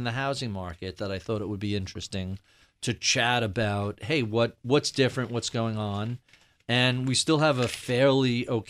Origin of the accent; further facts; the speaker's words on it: New York, United States; maybe this is home country bias here for me as a New Yorker